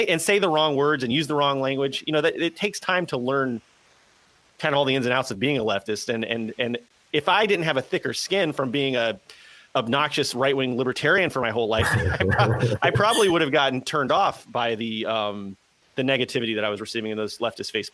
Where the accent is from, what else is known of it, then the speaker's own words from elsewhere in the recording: Southeast United States, United States; I'm from the Southeast United States